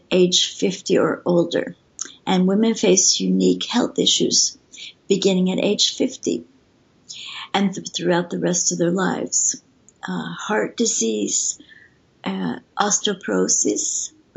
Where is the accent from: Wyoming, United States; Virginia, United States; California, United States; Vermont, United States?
Vermont, United States; now in Sweden; I'm from Vermont, so okay. I'm used to the snow and cold